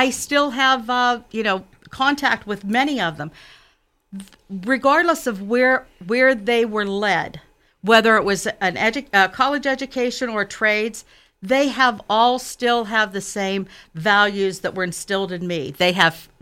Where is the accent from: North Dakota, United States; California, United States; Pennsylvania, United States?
Pennsylvania, United States; Westmoreland County, Western; moved away as an adult; now in Mount Lebanon, United States; I grew up as a blue-collar kid in a small town of Westmoreland County